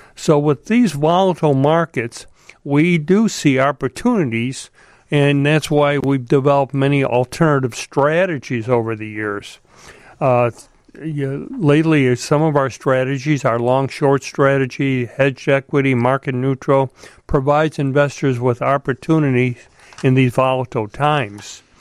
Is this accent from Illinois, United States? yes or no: yes; Chicago, Illinois, United States; I grew up in Chicago.